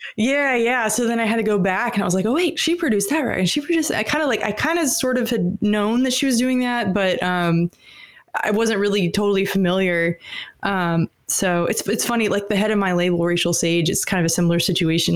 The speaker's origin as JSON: {"language": "English", "town": "Atlanta", "region": "Georgia", "country": "United States", "tie": "born or raised there", "also_born_or_lived": "Alabama", "said": "I, I grew up in Atlanta and also in Alabama."}